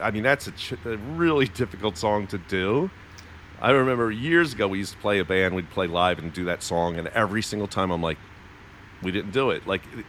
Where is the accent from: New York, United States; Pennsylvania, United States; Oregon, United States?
Pennsylvania, United States; Philadelphia; I'm from Philly